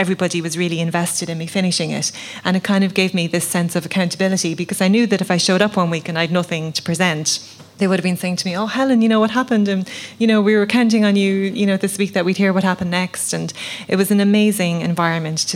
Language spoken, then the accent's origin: English; the Midlands, Leinster, Ireland; I grew up in the Midlands in Laois